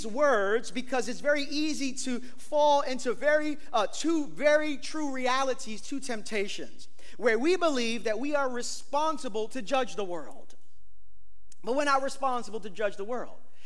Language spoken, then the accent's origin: English; New York City, New York, United States; I'm from East New York, Brooklyn